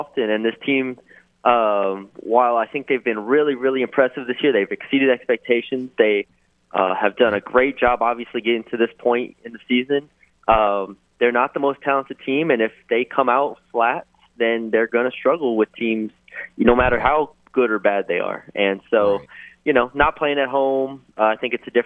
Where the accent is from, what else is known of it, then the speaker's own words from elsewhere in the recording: San Antonio, Texas, United States; moved away; I'm from San Antonio